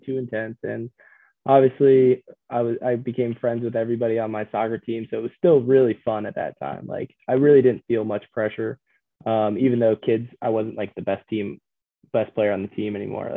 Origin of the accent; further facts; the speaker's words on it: Virginia, United States; also born or lived in Milwaukee, Wisconsin; I was there till about like, third grade, I think, is when I moved to Virginia